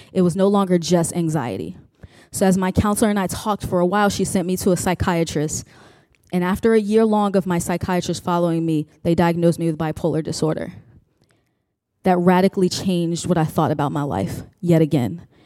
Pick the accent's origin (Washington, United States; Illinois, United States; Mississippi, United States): Illinois, United States; Chicago; now in Richmond, United States; I am from Richmond, Virginia, originally from Chicago, home of Harold's Chicken